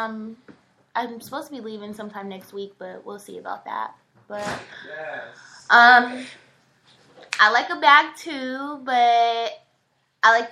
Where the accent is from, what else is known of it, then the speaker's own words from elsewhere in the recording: Denver, Colorado, United States; I'm from Denver, Colorado